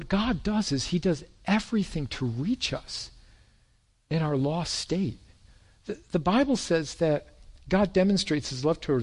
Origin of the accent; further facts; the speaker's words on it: Irondequoit, New York, United States; That's where I was raised in Arundequite